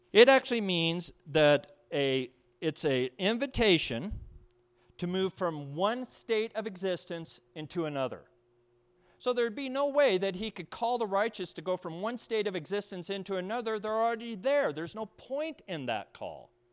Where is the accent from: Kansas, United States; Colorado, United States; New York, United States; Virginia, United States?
Colorado, United States; Pueblo; moved away; I was from Pueblo, Colorado.